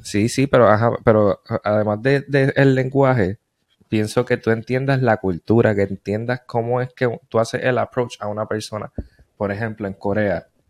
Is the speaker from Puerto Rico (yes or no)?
yes; Puerto Rico; moved away; en Puerto Rico, en mi pueblo, adjunta